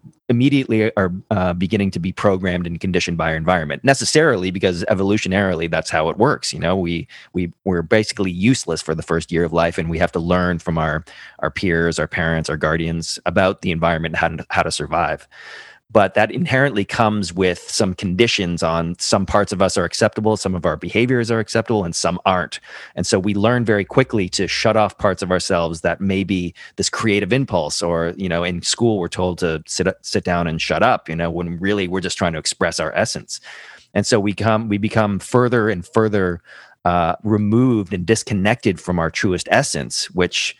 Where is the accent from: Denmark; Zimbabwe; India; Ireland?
Ireland; I'm Irish